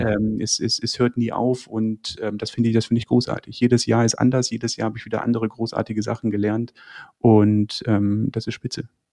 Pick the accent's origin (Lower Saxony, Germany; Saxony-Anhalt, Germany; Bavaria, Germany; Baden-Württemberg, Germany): Bavaria, Germany; Landsberg am Lech; also born or lived in Braunschweig; Also ich bin im, im, im Süden äh, äh, Deutschlands aufgewachsen. Also geboren bin ich in Braunschweig, bin aber okay. mit sehr jungen Jahren äh, nach, nach dem Süden äh, oder sind wir in den Süden gezogen, Landsberg am Lech.